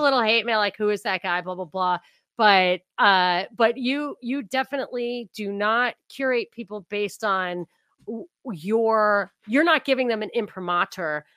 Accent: New York, United States; I grew up in New York. I grew up not, you know, on the border of New York and New Jersey

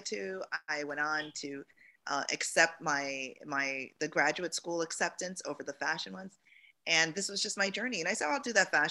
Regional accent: Jamaica; moved away; And I'm from Jamaica. I was born there and my parents immigrated here

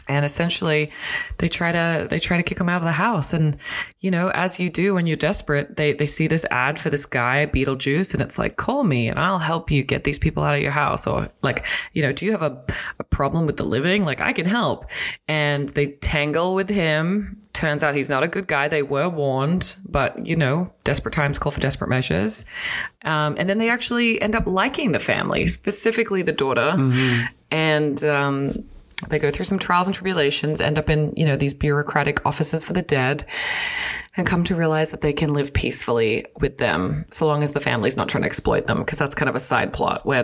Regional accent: Australia; moved away as an adult; now in North America; I'm Australian

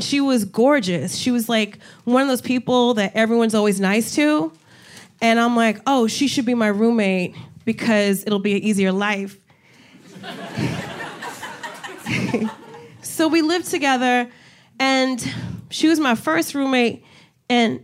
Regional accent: New Jersey, United States; moved away as an adult; also born or lived in Miami; now in New York City, United States; I'm originally from Jersey

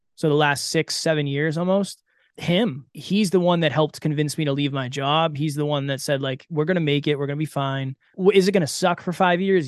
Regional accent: Massachusetts, United States; I grew up in Massachusetts

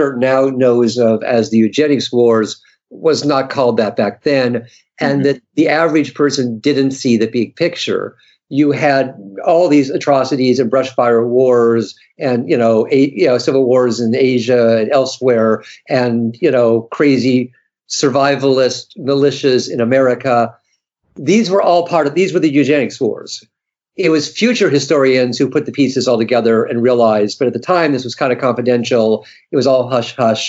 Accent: United States; I'm speaking as an American

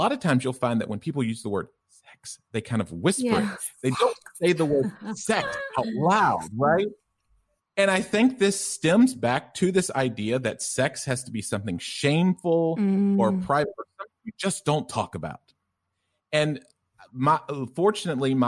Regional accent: the South, United States; also born or lived in Tennessee; it's hard to tell because of my thick German accent, but I'm originally from the U.S. and from the South.

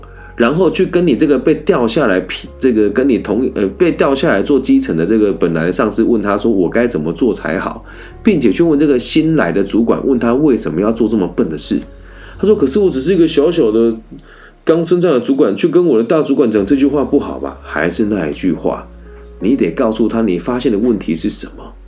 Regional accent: Changhua County, Taiwan; 我也是彰化县民，我热爱我的家乡

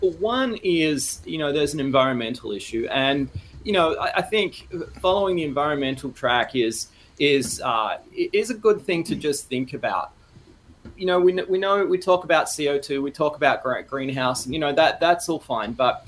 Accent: Australia; moved away as an adult; now in Canada; I am Australian.

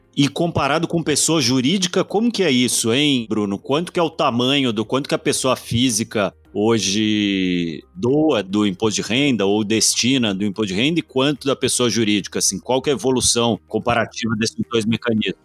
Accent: Brazil; bom brasileiro

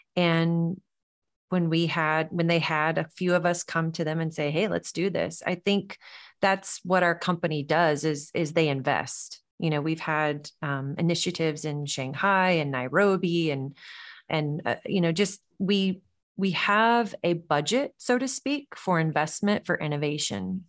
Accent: the South, United States; growing up in the South, I think that sense of hospitality was always ingrained in, in our upbringing, our culture

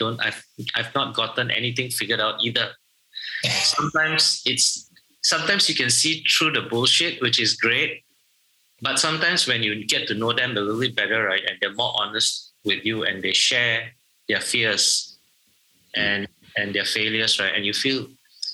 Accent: Malaysia; I'm Malaysian

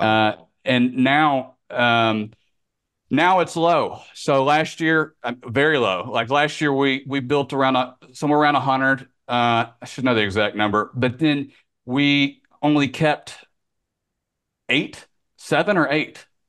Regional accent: Memphis, Tennessee, United States; moved away as an adult; now in Florida, United States; growing up in Memphis.

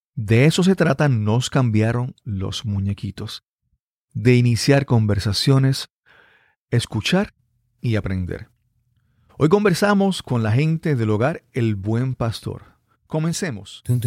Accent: Yabucoa, Puerto Rico; de mi niñez, de mi crianza en mi pueblo natal

